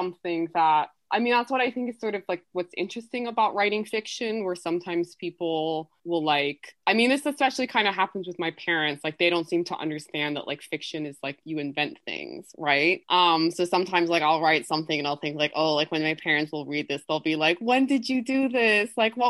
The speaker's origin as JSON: {"language": "English", "region": "England", "country": "United Kingdom", "tie": "born there", "also_born_or_lived": "Colombia", "said": "oh, I was born in England, or like my parents live in the US right now, simply because I don't want to get into this sort of really long explanation of that I lived in Colombia for so many years."}